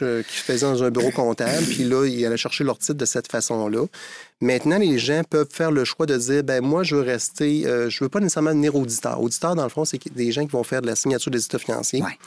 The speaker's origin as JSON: {"language": "French", "town": "Montmagny", "region": "Quebec", "country": "Canada", "tie": "born or raised there", "said": "je suis originaire de Montmagny"}